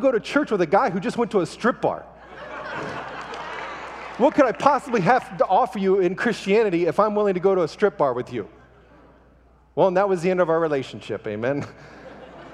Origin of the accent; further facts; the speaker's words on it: United States; now in Ukraine; I am an American living in the Ukraine, married to a Russian